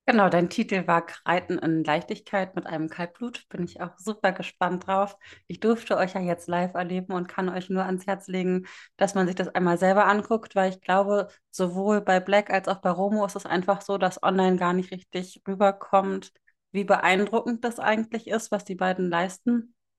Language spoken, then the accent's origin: German; Northern Germany, Germany; Ich komme aus dem Norden Deutschlands